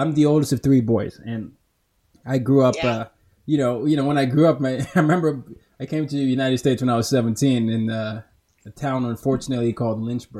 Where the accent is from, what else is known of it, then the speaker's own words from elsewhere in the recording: Nigeria; So for those that don't know, I'm Nigerian. I was born in Nigeria and I'm from Nigeria